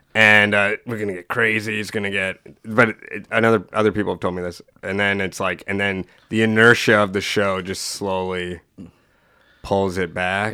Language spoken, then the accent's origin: English; Sault Ste. Marie, Ontario, Canada; I was born in Sault Ste. Marie